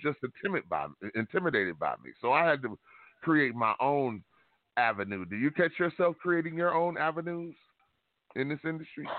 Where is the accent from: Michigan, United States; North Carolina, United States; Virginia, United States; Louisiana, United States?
Michigan, United States; Detroit; moved away; I'm born and raised in Detroit